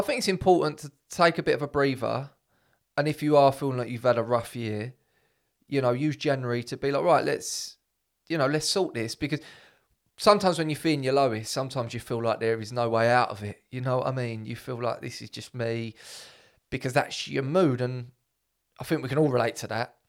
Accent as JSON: {"language": "English", "region": "England", "country": "United Kingdom", "said": "I'm like 100 percent English"}